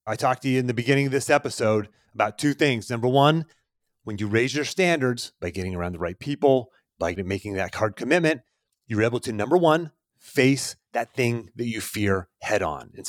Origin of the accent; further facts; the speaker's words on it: Pennsylvania, United States; accent: Pittsburgh; I lost my accent. If you've ever heard a Pittsburgh accent, it sounds like I was just talking, but you, man, you got to hear my parents.